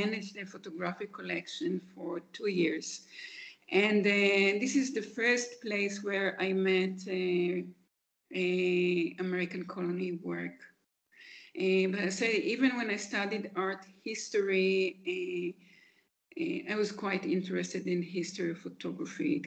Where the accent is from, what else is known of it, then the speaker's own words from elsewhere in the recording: Haifa, Haifa District, Israel; moved away as an adult; now in Jerusalem, Israel; I was born in Haifa.